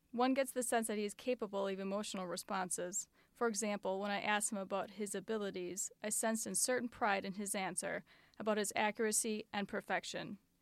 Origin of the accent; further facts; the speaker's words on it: Fort Wayne, Indiana, United States; moved away as an adult; now in Alabama, United States; we both grew up in Fort Wayne, Indiana.